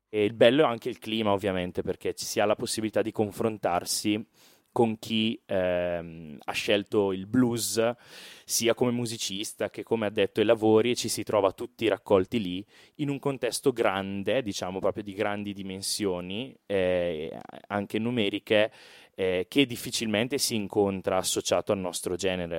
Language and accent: Italian; Brescia, Lombardy, Italy; accent: Brescian; noi veniamo da Brescia, come forse si sente anche dall'accento